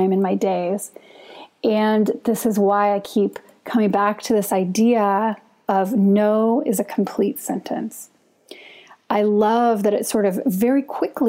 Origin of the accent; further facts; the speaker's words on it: United States; as an American